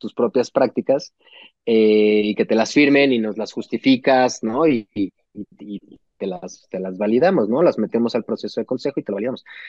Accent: Mexico; como jugador mexicano

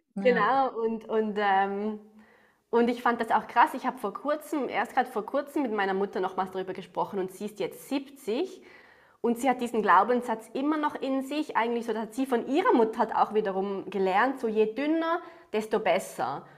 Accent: Switzerland; accent: Swiss; wie man es an meinem Akzent hört, ähm, komme ich aus der Schweiz

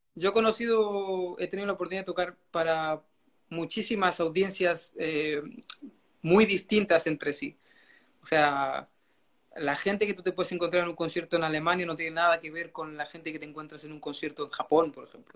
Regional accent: Chile; moved away as an adult; also born or lived in Madrid, Spain; now in Bucharest, Romania; yo soy nacido en Chile

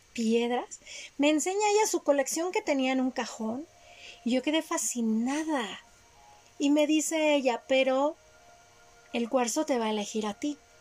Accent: Mexico; yo nací en México

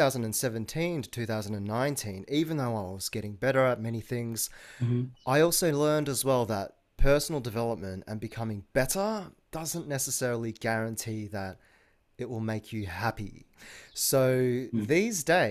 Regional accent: Melbourne, Victoria, Australia; I'm from Melbourne in Australia.

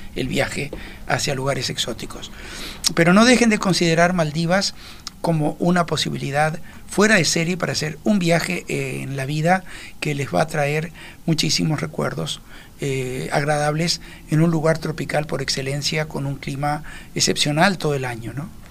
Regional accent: Uruguay

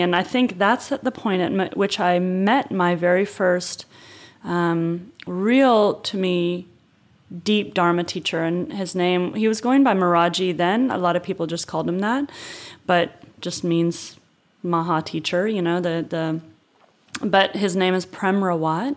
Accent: Northern California, United States; also born or lived in Los Angeles; I was born in Northern California

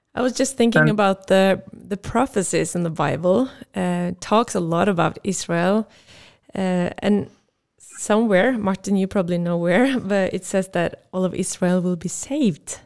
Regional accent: Norway; me growing up in Norway

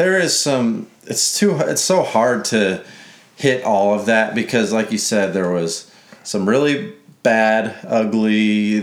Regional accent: Biloxi, Mississippi, United States; I was born in Mississippi

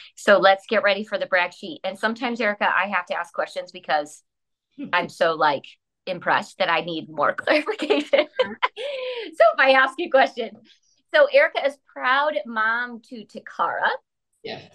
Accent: La Porte, United States; we grew up in Laporte, um, predominantly white

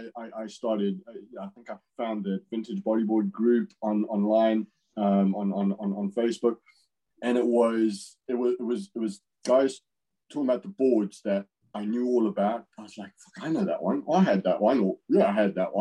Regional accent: Natal South Coast, KwaZulu-Natal, South Africa; moved away; I grew up bodyboarding on the Natal South Coast

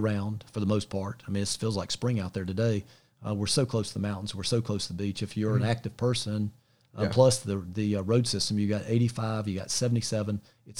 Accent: Charlotte, North Carolina, United States; I grew up in the Eastover Myers Park area. That's where I grew up.

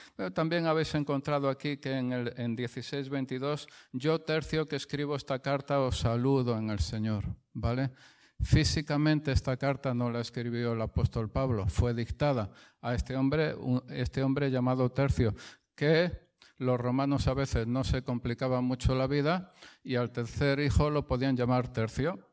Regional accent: Spain; soy español

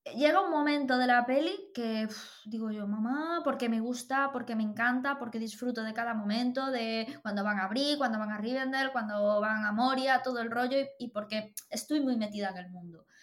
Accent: Galicia, Spain; soy muy gallega

